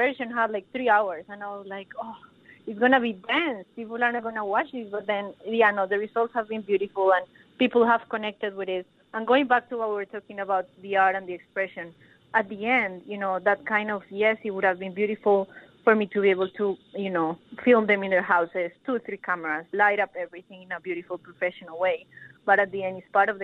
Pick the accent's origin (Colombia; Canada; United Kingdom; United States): Colombia; now in Melbourne, Australia; I'm from Colombia as well